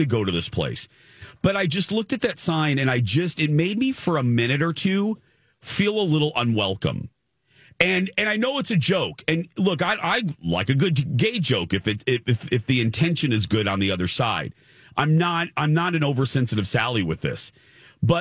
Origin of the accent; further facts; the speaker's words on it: Indiana, United States; I grew up in Indiana